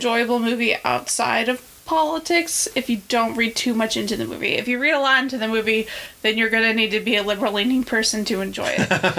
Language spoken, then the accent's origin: English; Ohio, United States; We are from Ohio.